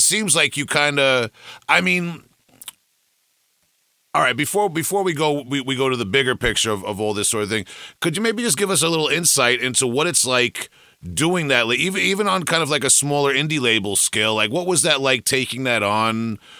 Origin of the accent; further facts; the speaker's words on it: Long Island, New York, United States; I'm from Long Island here, out in the suburbs. I'm about an hour or so outside of Brooklyn and New York City.